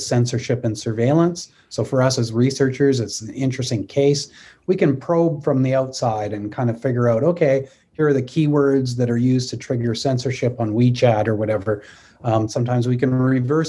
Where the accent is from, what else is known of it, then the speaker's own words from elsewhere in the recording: Canada; I'm a Canadian